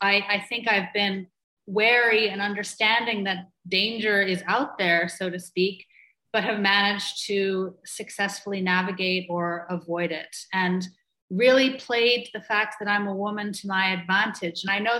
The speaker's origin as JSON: {"language": "English", "country": "Ireland", "tie": "born or raised there", "also_born_or_lived": "Toronto, Canada", "accent": "muddled", "said": "So I was actually born in Toronto, but my accent is not Canadian. My mother was Irish, so I grew up also in Ireland, and my dad American. So I have three different passports and a very muddled accent."}